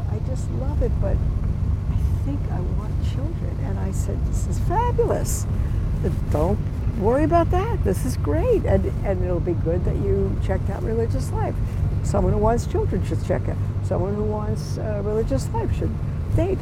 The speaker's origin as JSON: {"language": "English", "region": "New York", "country": "United States", "said": "I'm a New Yorker"}